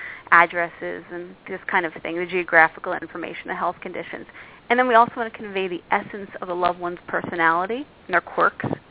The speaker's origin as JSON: {"language": "English", "town": "Philadelphia", "region": "Pennsylvania", "country": "United States", "moved": "yes", "lives_now": "New York, United States", "said": "I came from Philadelphia. I live in New York."}